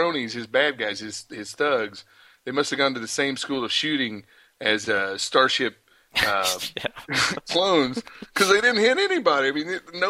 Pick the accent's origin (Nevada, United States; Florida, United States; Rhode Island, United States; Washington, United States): Nevada, United States; Las Vegas; because we're from Vegas.